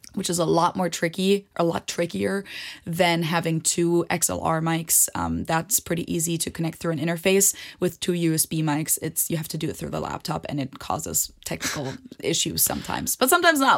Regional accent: Munich, Bavaria, Germany; moved away as an adult; now in Cincinnati, United States; I'm from Munich, live in Cincinnati

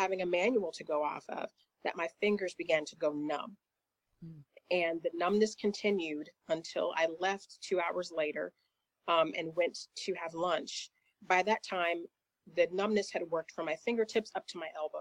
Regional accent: Indiana, United States; moved away as an adult; also born or lived in Charlotte, North Carolina; now in Atlanta, United States; God opened the doors for me to take a position with an employer in Charlotte, North Carolina, which was several states away from where I was in the U.S. in Indiana

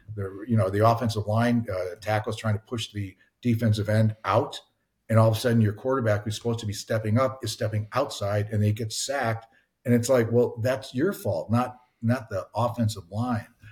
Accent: Chicago, Illinois, United States; we're all from Chicago

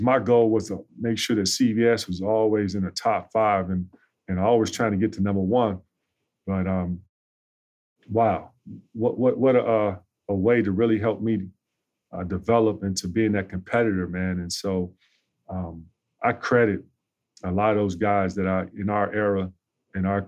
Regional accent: Chicago, Illinois, United States; Growing up on the South Side

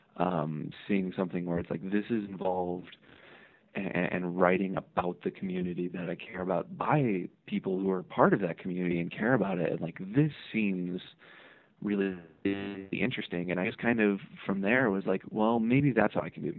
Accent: Hammond, Indiana, United States; I'm originally from Northwest Indiana, uh, a city called Hammond. It's just next door to Gary, and that's kind of where I grew up

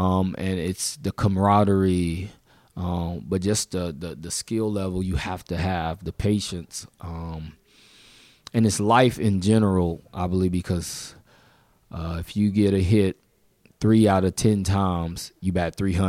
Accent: Mobile, Alabama, United States; born there; I was born in Mobile.

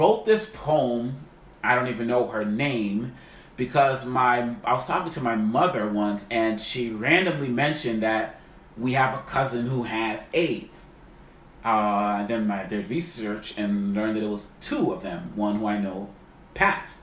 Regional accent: Boston, Massachusetts, United States; growing up in Roxbury, some of y'all Boston know this

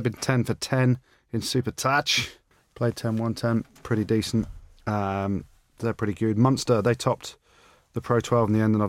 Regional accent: Coventry, West Midlands, United Kingdom; moved away as an adult; also born or lived in Leicester; I'm born and bred in Cov.

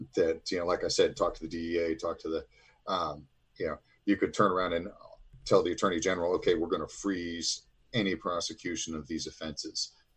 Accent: Illinois, United States; I am from Illinois.

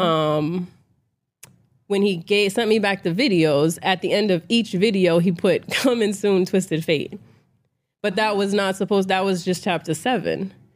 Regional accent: Boston, Massachusetts, United States; I am from Boston, so, you know, I'm from an environment where a lot of us wasn't poured into

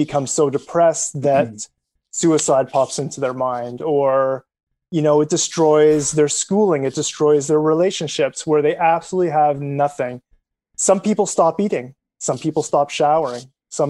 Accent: Canada; as a Canadian

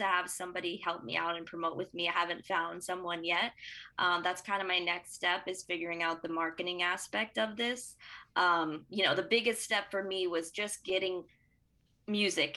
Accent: Broward County, Florida, United States; I came from Broward

